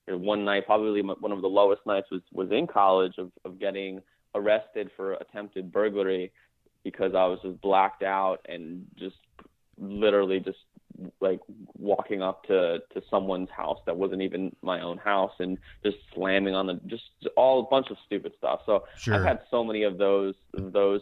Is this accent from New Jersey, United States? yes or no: yes; New Jersey, United States; I am from New Jersey.